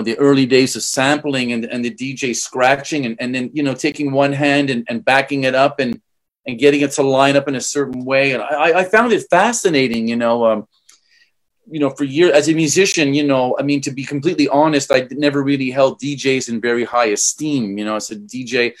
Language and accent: English; Canada; I'm from Canada